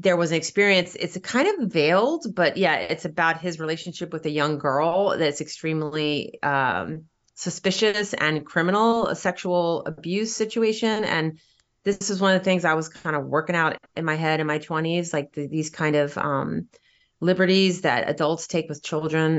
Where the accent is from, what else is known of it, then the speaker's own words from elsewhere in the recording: Virginia Beach, Virginia, United States; now in New York City, United States; I grew up in Virginia